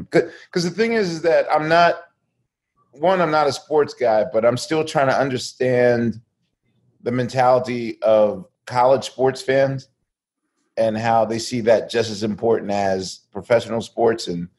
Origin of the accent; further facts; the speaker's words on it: Philadelphia, Pennsylvania, United States; I'm a Philadelphian